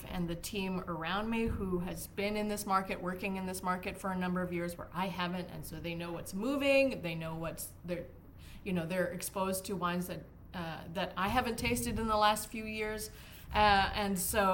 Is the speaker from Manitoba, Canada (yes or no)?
yes; Winnipeg, Manitoba, Canada; moved away as an adult; also born or lived in Spain / Australia; now in Seattle, United States; I've moved to Seattle from Winnipeg, which is my hometown